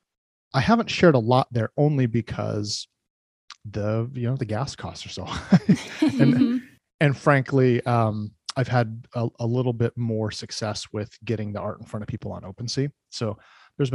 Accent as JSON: {"language": "English", "region": "Oregon", "country": "United States", "tie": "born or raised there", "also_born_or_lived": "California", "said": "I'm pretty much a lifelong Oregon resident. I was born in California, but we moved up here before I was even one."}